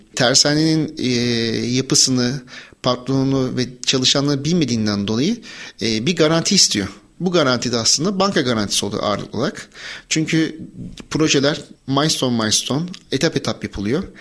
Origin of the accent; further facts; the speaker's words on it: Bandırma, Balıkesir, Turkey; moved away as an adult; 1983 Bandırma doğumluyum. Üniversite yılına kadar Bandırma'da ikamet ettim.